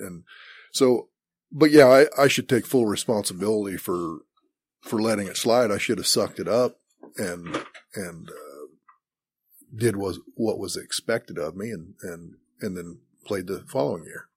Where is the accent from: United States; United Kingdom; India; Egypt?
United States; Great Bend, Kansas; also born or lived in Highland, Kansas; I was raised in Great Bend, Kansas, and graduated high school in eighty-six.